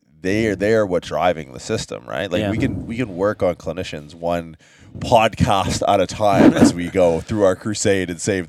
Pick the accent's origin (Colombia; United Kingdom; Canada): Canada; we're from Canada